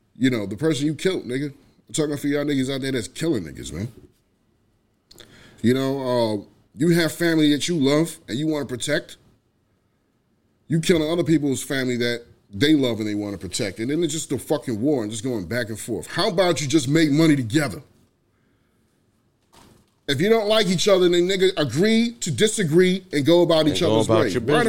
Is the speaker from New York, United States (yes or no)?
yes; New York City, New York, United States; I grew up in New York, so, you know, it's different for me. I'm from the Bronx, man.